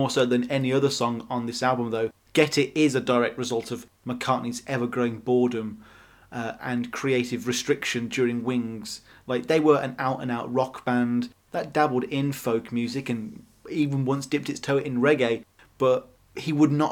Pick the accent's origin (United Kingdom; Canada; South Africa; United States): United Kingdom; as a British millennial